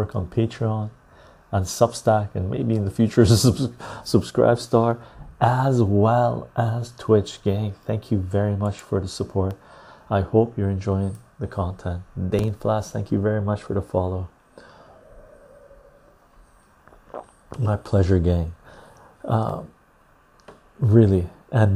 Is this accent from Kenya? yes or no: no; west coast of Canada, Canada; accent: West Coast Canadian; West Coast of Canada.